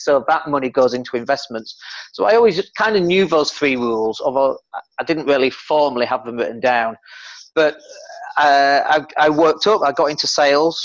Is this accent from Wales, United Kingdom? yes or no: no; Leeds, Yorkshire and the Humber, United Kingdom; also born or lived in Spain; I come from Leeds, and you might be able to tell from the accent